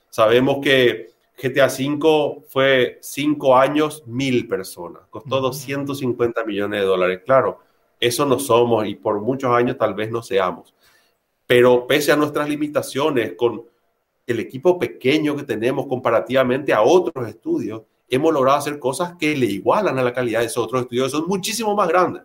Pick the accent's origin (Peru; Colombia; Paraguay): Paraguay; also born or lived in Argentina; yo de nacimiento soy argentino, pero viví acá desde los dos años de edad, me casé acá, estudié acá, mis hijos son de acá, yo soy paraguayo